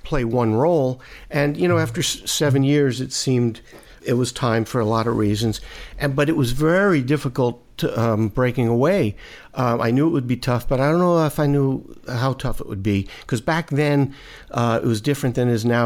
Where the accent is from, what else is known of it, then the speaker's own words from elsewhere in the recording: New York City, New York, United States; I grew up in Brooklyn